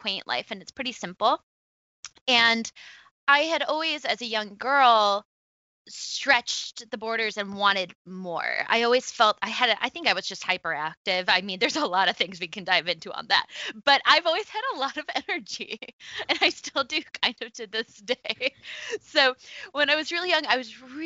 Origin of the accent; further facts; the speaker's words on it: Rochester, New York, United States; also born or lived in Buffalo, New York; I'm from upstate New York. I'm from Rochester